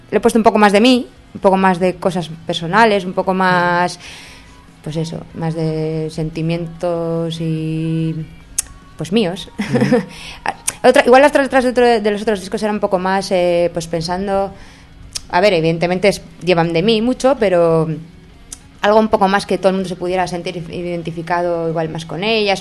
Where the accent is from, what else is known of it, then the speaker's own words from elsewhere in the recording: Spain; moved away; mi pueblo de Erma, que yo soy de Erma, aunque ya no vivo allí hace años.